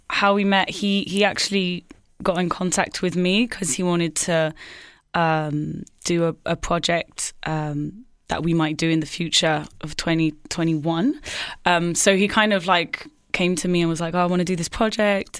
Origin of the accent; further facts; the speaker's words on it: Marseille, Provence-Alpes-Côte d'Azur, France; moved away as an adult; now in London, United Kingdom; I grew up in Marseille, but with like a bicultural, basically half English, half French